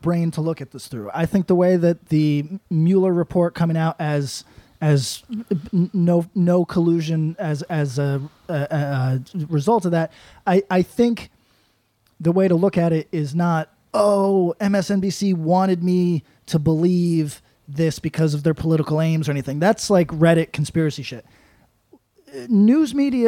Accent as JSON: {"language": "English", "area": "Broward County", "region": "Florida", "country": "United States", "tie": "born or raised there", "said": "I was born in Broward County."}